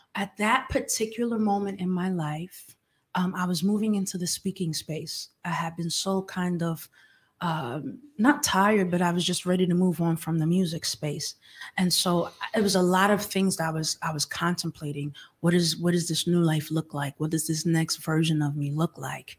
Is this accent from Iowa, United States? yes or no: no; New York, United States; I'm from New York